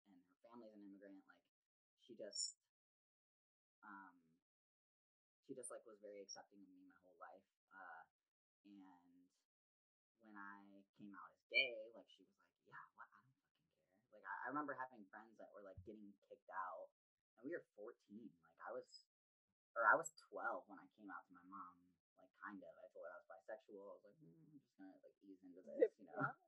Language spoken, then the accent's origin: English; Chicago, Illinois, United States; moved away as an adult; also born or lived in Wisconsin; now in San Francisco, United States; I'm from Chicago.